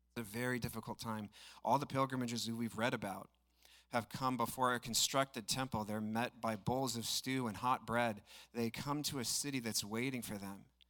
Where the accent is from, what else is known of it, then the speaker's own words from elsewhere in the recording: Estacada, Oregon, United States; I grew up in Estacada, so the region's kind of sentimental to me